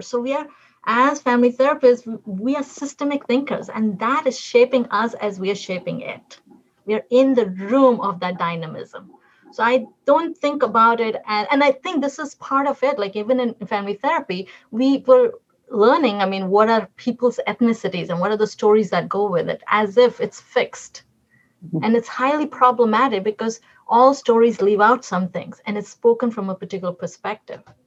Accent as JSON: {"language": "English", "region": "Delhi", "country": "India", "tie": "born or raised there", "moved": "as an adult", "lives_now": "United States", "said": "I was born and raised in Delhi in urban parts"}